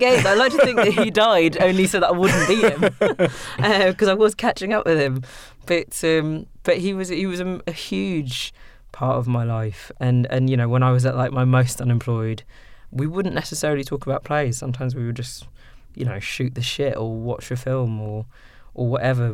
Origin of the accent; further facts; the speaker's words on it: Sudan; first language English; moved away; also born or lived in London; in Sudan, um, you know, Arabic is not my first language. English is.